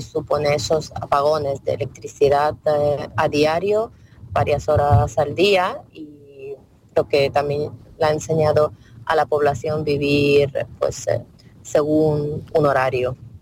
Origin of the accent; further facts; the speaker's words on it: western Ukraine, Ivano-Frankivsk Oblast, Ukraine; Spanish is a second language; moved away as an adult; now in Spain; yo soy de oeste de Ucrania, de un pequeño pueblo de región de Ivano-Frankivsk.